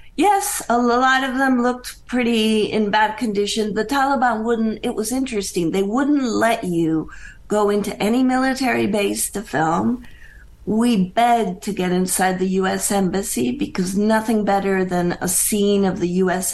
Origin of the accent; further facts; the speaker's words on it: Bogota, Colombia; moved away as an adult; also born or lived in Pennsylvania, United States; now in United States; I was born and raised in Bogota, Colombia